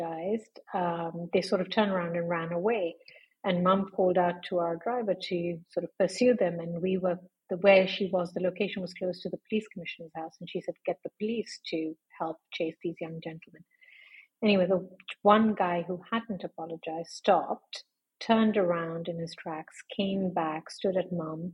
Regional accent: Lucknow, Uttar Pradesh, India; accent: British; moved away as an adult; also born or lived in London, United Kingdom; now in Dubai, United Arab Emirates; I grew up in a small town in northern India called Lucknow.

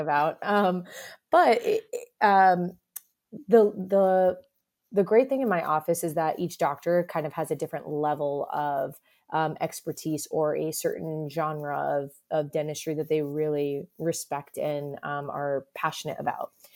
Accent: South Florida, United States; moved away as an adult; also born or lived in Boston; now in Cincinnati, United States; I'm a Florida born and raised

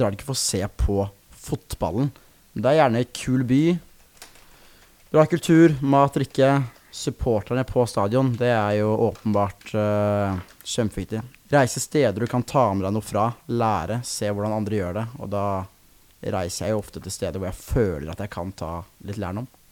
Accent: Sarpsborg, Østfold, Norway; sitte hjemme i Sarpsborg

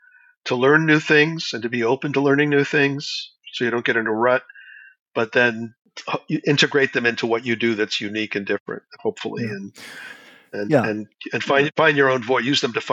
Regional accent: Canada; It's not like I'm going to ever sound like a Brazilian, you know, as a Canadian.

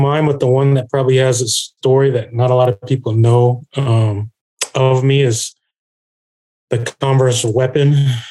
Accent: Cairo, Illinois, United States; moved away as an adult; also born or lived in Chicago, Illinois / New York; Born and raised in Southern Illinois, small town, one stoplight that's blinking. Spent all my childhood there from all the way up to sophomore year in high school

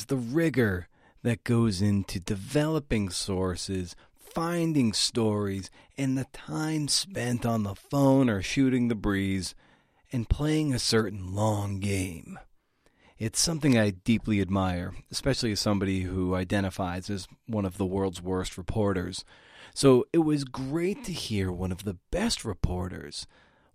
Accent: Boston area, Massachusetts, United States; a longtime columnist for the Boston Globe, my hometown paper

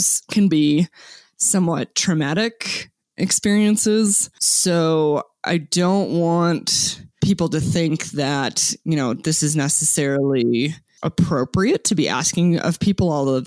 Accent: Arizona, United States; I was born and raised in Arizona as a non-native person.

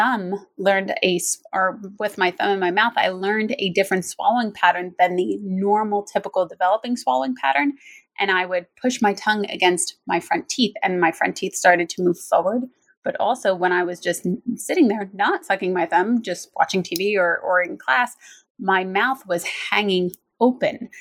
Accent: United States; also born or lived in New Jersey; I actually grew up in New York and New Jersey

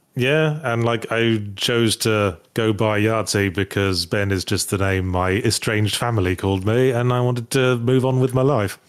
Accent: Midlands, United Kingdom; I'm from the Midlands

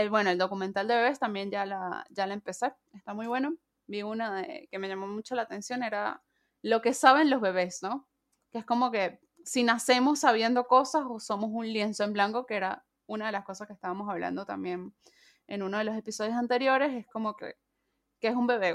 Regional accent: Venezuela; now in Mendoza, Argentina; Soy mendocina, soy venezolana

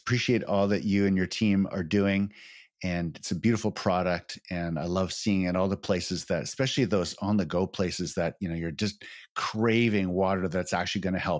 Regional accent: Canada; as a Canadian, consuming Canadian spring water.

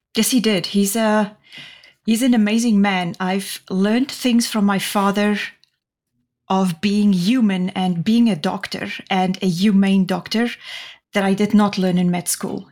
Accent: Namibia; moved away; I grew up in Namibia, the country just north of the Republic of South Africa

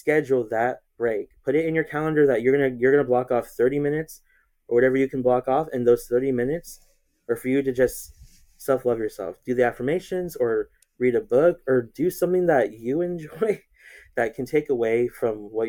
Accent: Chino, California, United States; I grew up here in the same place. I am in Chino, California

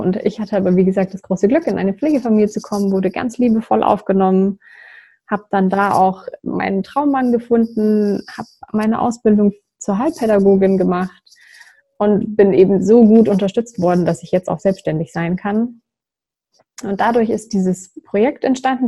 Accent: near Würzburg, Bavaria, Germany; ich komme aus der Nähe vom schönen Würzburg

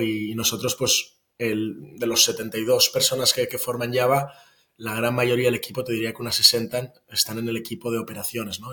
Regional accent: Barcelona, Catalonia, Spain; moved away as an adult; Yo vivo en Barcelona. Estuve unos años fuera, pero, pero desde el 2017 ya estoy de vuelta eh, en Barcelona, que es mi ciudad natal

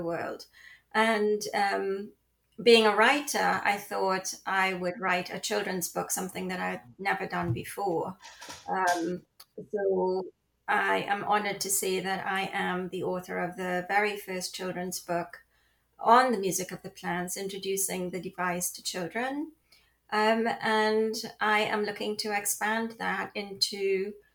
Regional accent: Trinidad & Tobago; also born or lived in London; now in Florida, United States; I was born in the Caribbean. I'm a child of the Caribbean on the beautiful island of Trinidad. And I spent my early years there. And then I moved to London

